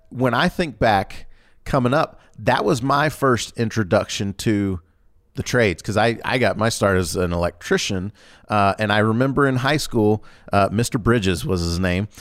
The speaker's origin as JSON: {"language": "English", "region": "Georgia", "country": "United States", "tie": "born or raised there", "moved": "yes", "said": "I grew up in Georgia"}